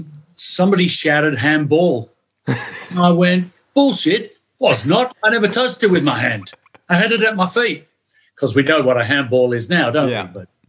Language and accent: English; Dandenong, Victoria, Australia; accent: Pommy; also born or lived in Manchester, England / St Helens, England; so that's where I grew up, Dandenong, Hallam, Dufton, played for Dandenong City.